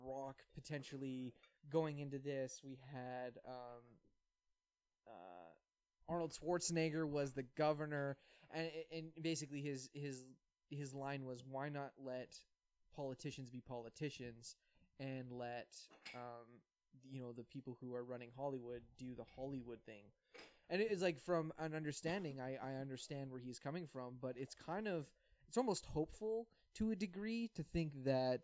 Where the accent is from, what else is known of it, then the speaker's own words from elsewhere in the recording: Canada; I'm Canadian.